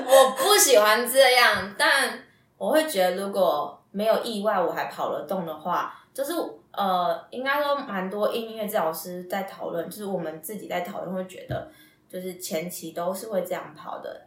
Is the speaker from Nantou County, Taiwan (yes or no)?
no; Taipei, Taiwan; also born or lived in Taichung; 我是台北人